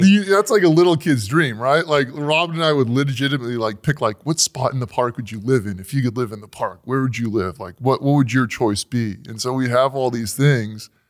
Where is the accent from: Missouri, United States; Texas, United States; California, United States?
California, United States; we're from California, from Disneyland